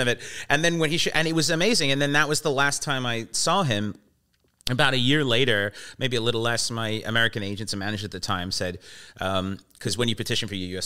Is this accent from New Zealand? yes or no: no; Vancouver, British Columbia, Canada; also born or lived in England / London; I'm from here. I'm from Vancouver, and uh, uh, well, I, I, live here, and I've been here.